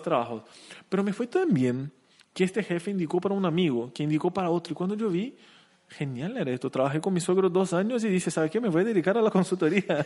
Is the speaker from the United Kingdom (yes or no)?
no; Curitiba, Paraná, Brazil; Spanish is a second language; moved away as an adult; also born or lived in Chile; now in Asunción, Paraguay; yo soy de Curitiba